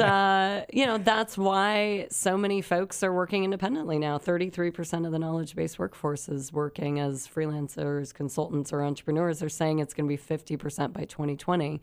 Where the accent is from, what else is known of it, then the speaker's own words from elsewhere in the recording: San Luis Obispo County, Central Coast, California, United States; I grew up on the Central Coast, beautiful San Luis Obispo County